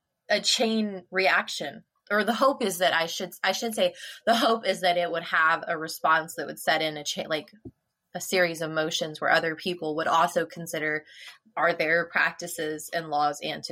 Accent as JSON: {"language": "English", "region": "Illinois", "country": "United States", "tie": "born or raised there", "also_born_or_lived": "Nebraska", "moved": "yes", "said": "I grew up in Illinois, and I didn't know that it wasn't a law in the entire universe until we moved out of Illinois."}